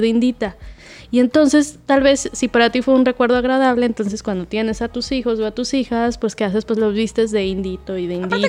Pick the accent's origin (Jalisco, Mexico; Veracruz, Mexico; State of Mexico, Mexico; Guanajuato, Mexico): Guanajuato, Mexico; Acámbaro; now in Xalapa, Mexico; en mi pueblito, en Guanajuato